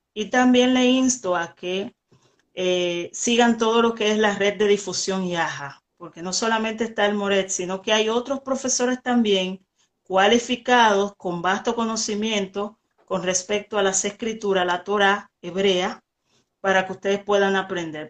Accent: Dominican Republic; yo soy de República Dominicana

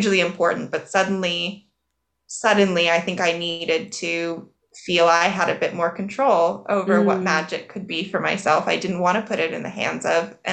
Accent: United States; I'm American

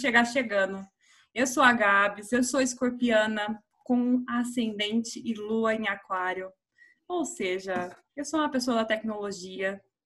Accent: Minas Gerais, Brazil; moved away as an adult; also born or lived in Campinas; now in São Paulo, Brazil; Eu sou de Minas, estudei em Campinas e eu vim para cá

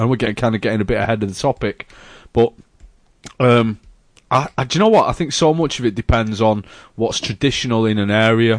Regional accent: Bradford, Yorkshire and the Humber, United Kingdom; I grew up, I'm from Bradford, which is a home of Morrison's.

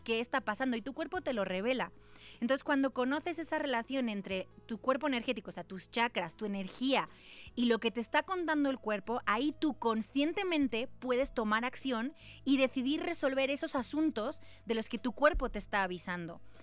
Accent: Valencia, Valencian Community, Spain; moved away; Nací en Valencia

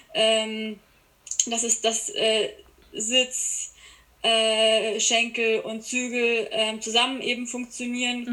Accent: Landsberg am Lech, Bavaria, Germany; Ich komme aus Bayern, ähm, aus der Gegend Landsberg am Lech

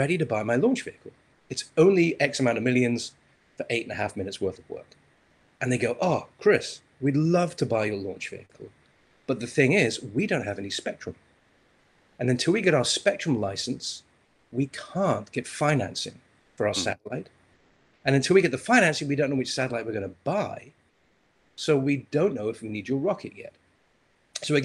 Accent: Isle of Man; now in United States; I'm originally from the Isle of Man

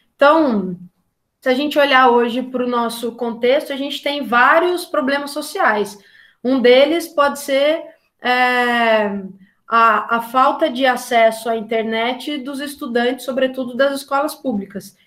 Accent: Taubaté, São Paulo, Brazil; Eu sou de Tabaté, é, na região do Vale do Paraíba, em São Paulo

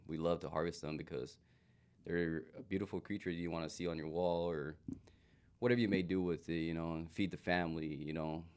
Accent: Safford, Arizona, United States; born and raised in Safford, Arizona, Pima, a little smaller town.

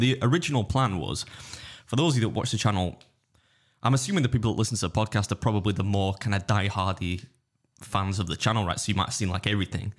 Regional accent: England, United Kingdom; I'm English

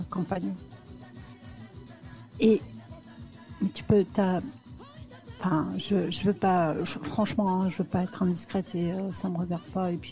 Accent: Moscow, Russia; je suis de Moscou, malheureusement. Hein. J'ai pas, j'ai pas beaucoup voyagé, tu vois.

